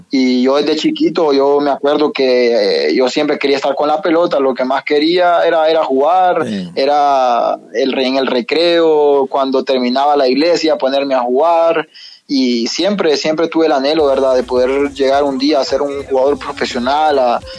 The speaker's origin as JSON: {"language": "Spanish", "town": "San Pedro Sula", "region": "Cortés", "country": "Honduras", "said": "Bueno, vengo de, de, Honduras, yo soy hondureño, de la ciudad de San Pedro Sula."}